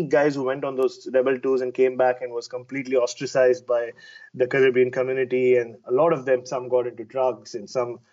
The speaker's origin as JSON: {"language": "English", "country": "India", "moved": "as an adult", "lives_now": "Australia", "said": "we said, \"India.\""}